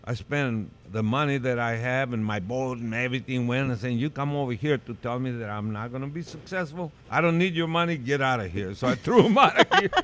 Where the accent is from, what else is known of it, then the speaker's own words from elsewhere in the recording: Tijuana, Baja California, Mexico; also born or lived in South San Francisco; now in San Francisco, United States; I was raised in Tijuana